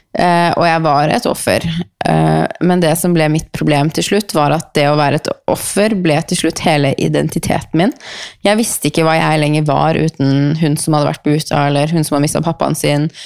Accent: Norway; born there; Eh, vi er så heldige at vi er født i Norge. Vi er så heldige å bo i Norge.

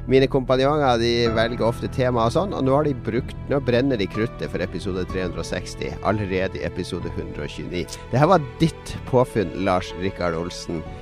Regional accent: Bergen, Vestland, Norway; Jeg, jeg, jeg er ikke fra Norge, jeg er fra Bergen.

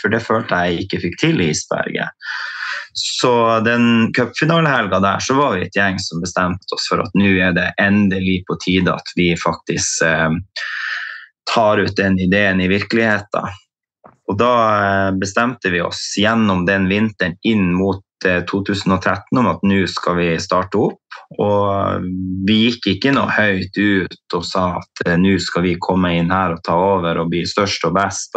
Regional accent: Tromsø, Troms, Norway; født og oppvokst i Tromsø

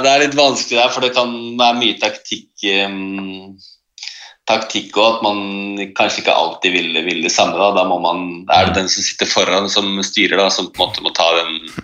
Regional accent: Oslo, Norway; Jeg er født og oppvokst i, i Oslo.

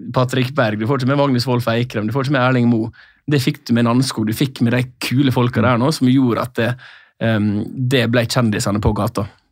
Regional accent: Sunnmøre, Møre og Romsdal, Norway; moved away; for min del som sunnmøring

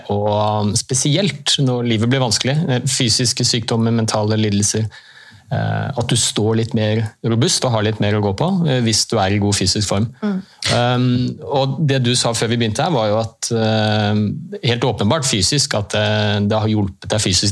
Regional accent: Oslo, Norway; i den klubben hvor jeg har vokst opp, Heming i Oslo

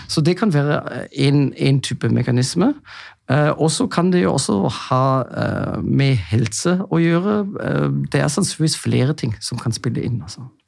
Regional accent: Germany; Norwegian is a second language; moved away as an adult; now in Norway; jeg er jo egentlig tysk

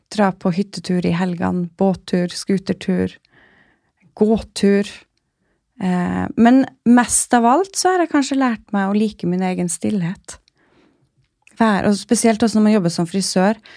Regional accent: Kirkenes, Finnmark, Norway; moved away as an adult; also born or lived in Oslo; now in Svalbard, Norway; den lå i Kirkenes, så jeg kunne bli værende der jeg kommer fra

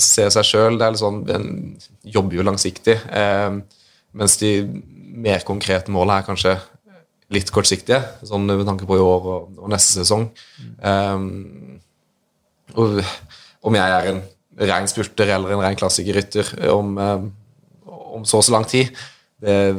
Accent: Grimstad, Agder, Norway; jeg er fra Grimstad

